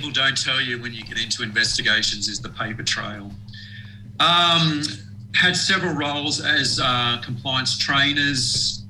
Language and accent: English; Brisbane, Queensland, Australia; I grew up in Brisbane.